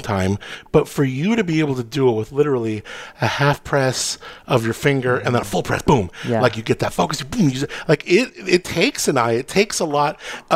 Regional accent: San Luis Obispo County, California, United States; Slo County, where I'm from

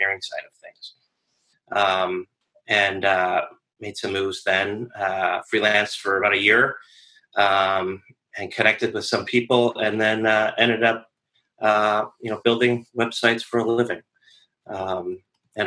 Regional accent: Rochester, New York, United States; moved away as an adult; now in Annandale, Virginia, United States; I am originally from Western New York, Rochester, New York, and I came to DC about 20 years ago

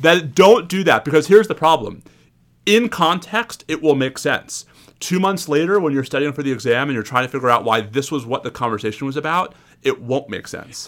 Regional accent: New York, United States; a New Yorker

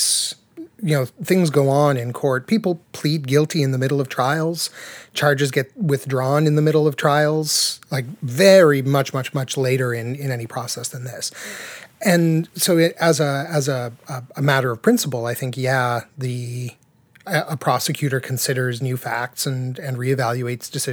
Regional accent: Toronto, Ontario, Canada; growing up in Toronto

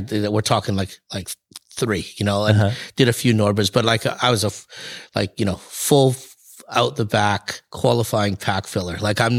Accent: North Vancouver, British Columbia, Canada; I'm from North Vancouver in BC, and an area called Deep Cove, and right where Mount Seymour

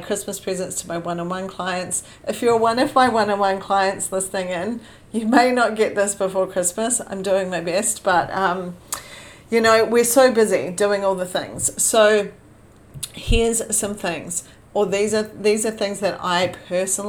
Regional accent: New Zealand; moved away; I was born in New Zealand, so it's been a few years since I went back

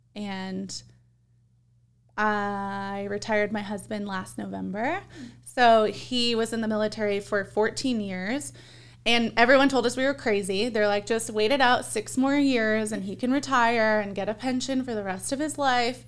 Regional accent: Compton, California, United States; now in Arizona, United States; I was born in Compton, which if you're, like, familiar with California, that is, like, the ghetto in California.

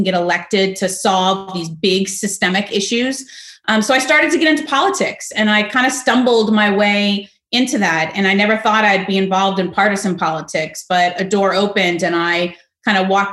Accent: Fort Lauderdale, Florida, United States; moved away; I was born and raised in Fort Lauderdale, Florida.

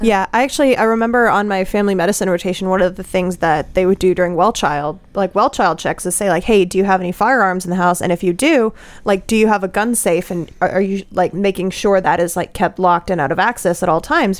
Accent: Colorado, United States; I come from Colorado

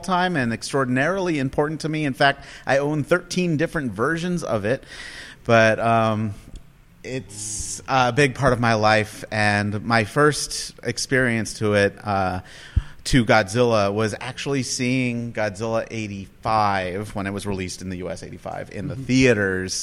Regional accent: San Diego, California, United States; I'm from San Diego

